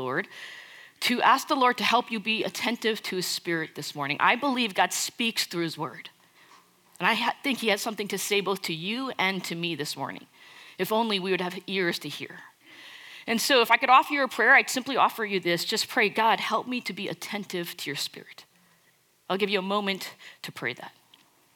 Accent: United States; moved away as an adult; now in Dallas, United States; I was born and raised in the New York, New Jersey area. Basically lived there my entire life until I moved here to Dallas 5 years ago for seminary

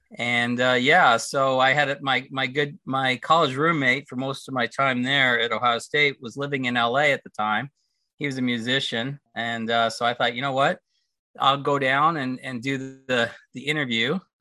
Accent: Toronto, Ontario, Canada; moved away as an adult; also born or lived in United States / California; I grew up in Toronto. I was born in the states, but parents one was American, one was Canadian, so had me in the states. Went back to Toronto, grew up there

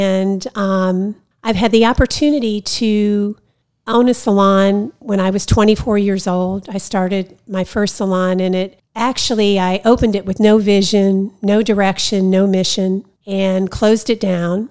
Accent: Ohio, United States; moved away; Originally from Ohio. That's where I went to school

